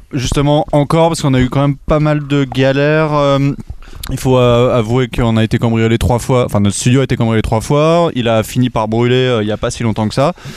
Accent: Bougival, Île-de-France, France

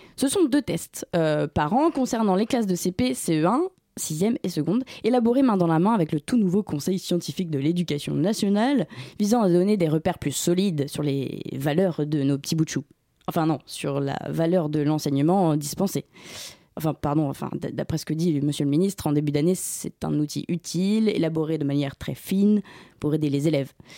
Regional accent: Brittany, France; je viens de Bretagne

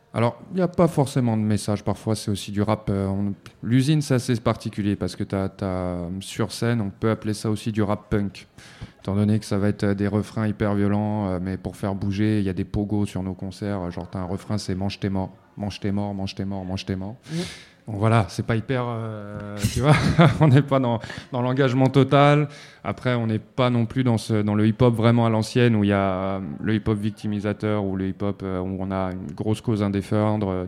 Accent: Montreuil, Île-de-France, France; moi à la base je viens de la ville de Montreuil, dans le 93, 93 100 Montreuil et du quartier Ruffin.

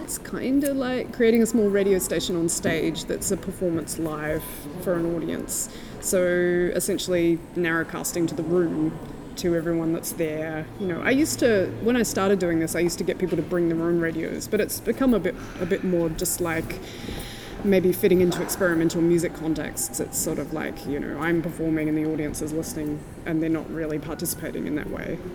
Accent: Tasmania, Australia; now in New Zealand; I'm from Tasmania, but I live in New Zealand.

